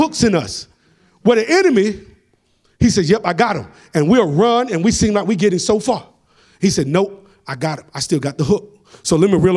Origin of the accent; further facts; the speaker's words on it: Atlanta, Georgia, United States; accent: country; I'm from Atlanta and we talk country